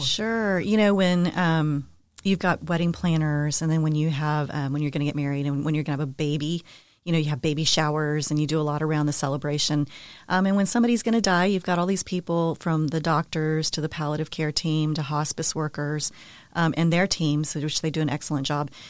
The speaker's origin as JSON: {"language": "English", "town": "San Antonio", "region": "Texas", "country": "United States", "tie": "born or raised there", "also_born_or_lived": "Denver, Colorado", "said": "born and raised in San Antonio"}